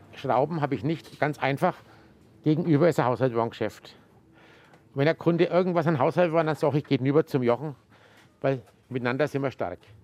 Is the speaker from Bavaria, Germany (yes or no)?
yes; Gräfenberg, Bavaria, Germany; ich bin in den Laden aufgewachsen. Weil damals haben wir ja auch oben drüber gewohnt